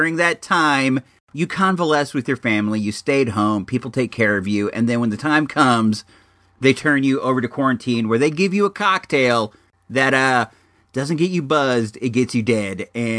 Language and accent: English; California, United States; my home state, California